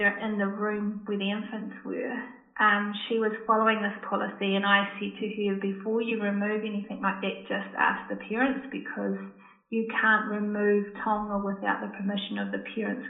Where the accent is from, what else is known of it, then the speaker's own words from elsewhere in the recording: New Zealand; I'm Māori myself